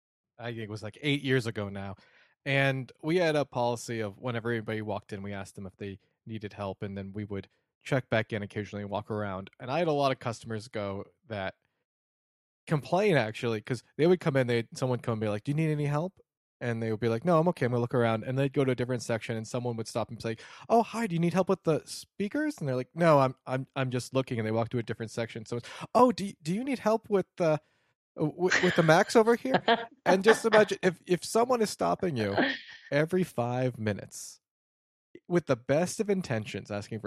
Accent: Detroit, Michigan, United States; And after a couple times, you're like, "Yeah, I'm from Detroit," or whatever.

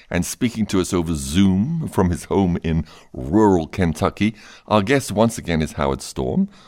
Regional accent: England, United Kingdom; I'm from England, but I'm not patriotic.

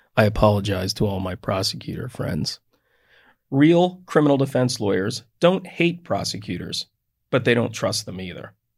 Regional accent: United States; I'm from Delaware County

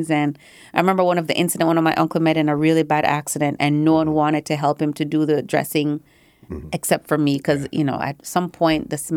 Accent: Clarendon, Jamaica; And uh, growing up in Clarendon is, we had the ups and the downs.

